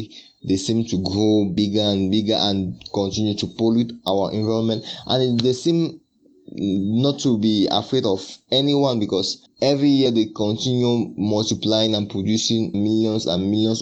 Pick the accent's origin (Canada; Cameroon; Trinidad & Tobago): Cameroon; Yaoundé, Centre; SOA Yaoundé, which is my hometown